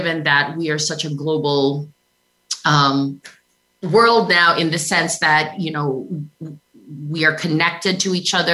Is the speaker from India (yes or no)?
no; Makati, Metro Manila, Philippines; moved away as an adult; now in Boston, United States; I was born and raised in the Philippines